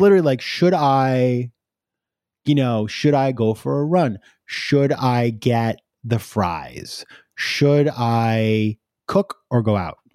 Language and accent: English; New York, United States; I'm a New Yorker, right? We're all insane over here.